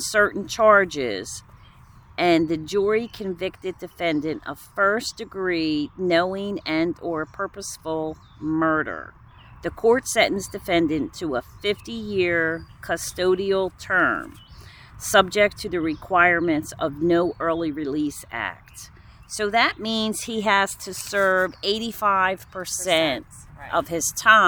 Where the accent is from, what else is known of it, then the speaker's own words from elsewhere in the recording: Woodbury, New Jersey, United States; also born or lived in West Deptford, New Jersey; I grew up in Woodbury